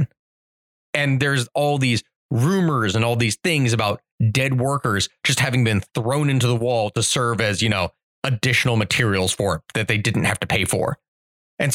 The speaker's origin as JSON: {"language": "English", "country": "United States", "said": "I'm an American myself"}